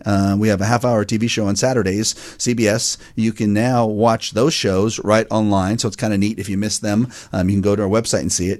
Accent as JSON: {"language": "English", "town": "Fair Oaks", "region": "California", "country": "United States", "tie": "born or raised there", "also_born_or_lived": "Roseville, California", "said": "I was raised in Fair Oaks, born in Roseville"}